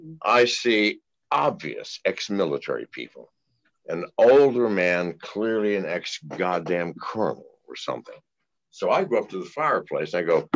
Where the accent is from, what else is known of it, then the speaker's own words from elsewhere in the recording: Tennessee, United States; Because listen, I'm from Tennessee. God damn, I never seen anything like this country.